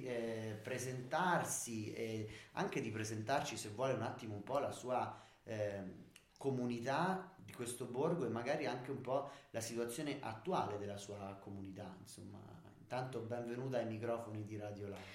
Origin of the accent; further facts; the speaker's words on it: Norcia, Umbria, Italy; Io sono di, di Norcia, quindi della Vallerina, in Umbria, Monti Sibillini un paese piuttosto piccolo